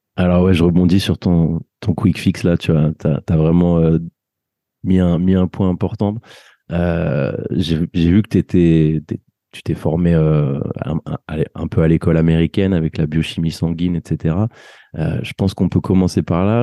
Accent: France; on a grandi en France

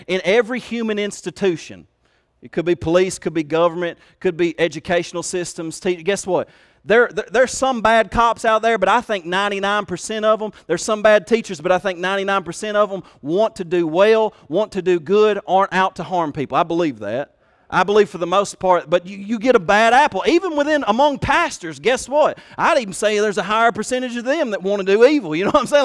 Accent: Kentucky, United States; They made fun of my accent. They made fun of the fact that I was from Kentucky

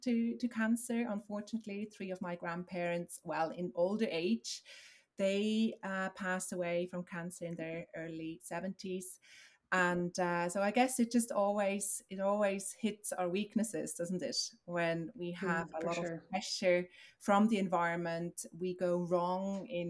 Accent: Switzerland; moved away as an adult; now in Dublin, Ireland; I'm originally from Switzerland. I moved across, 16 years ago

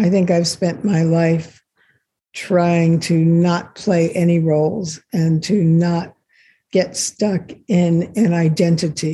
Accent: Los Angeles, California, United States; also born or lived in Israel; I was born in Israel, And the family moved to the States, to Los Angeles, when I was just a baby

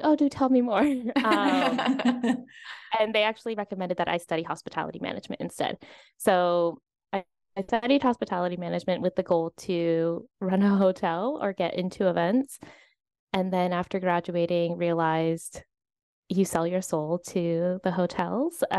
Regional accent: Virginia, United States; moved away as an adult; now in Spain; I'm originally from Virginia

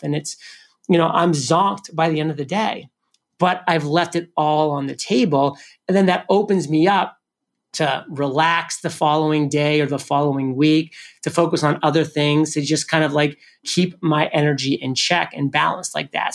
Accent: New England, United States; I'm from New England, so I love the Patriots.

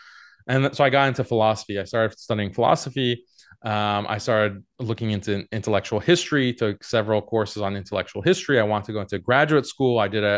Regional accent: Houston, Texas, United States; moved away as an adult; Yeah, I grew up in Houston, Texas. My parents are from Iran, but they immigrated to the U.S. I lived in Houston, Texas for 18 years before going to college in Boston

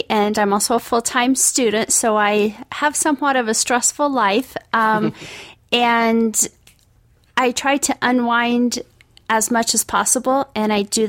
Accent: Indiana, United States; moved away as an adult; I grew up in Indiana, and I'm the only one from my family that has actually moved away from home.

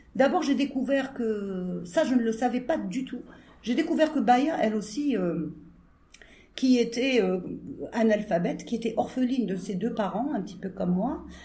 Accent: Algeria; ce qu'on est en tant qu'Algérien

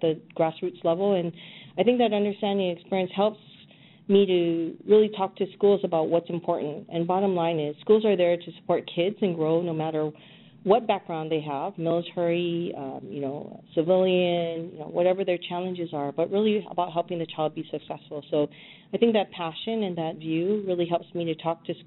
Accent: Hawaii, United States; I came from originally from Hawaii, born and raised

